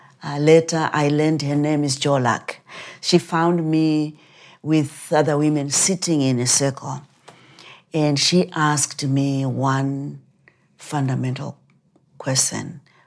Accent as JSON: {"language": "English", "country": "Zimbabwe", "tie": "born or raised there", "moved": "as an adult", "said": "I was born in Rhodesia before the country became Zimbabwe. And I was born during the war"}